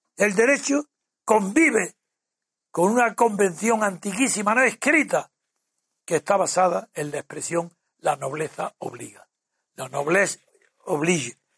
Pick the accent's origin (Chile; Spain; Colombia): Spain; Yo no soy inglés ni británico, soy español y un español imposible de disimular allá donde se me mire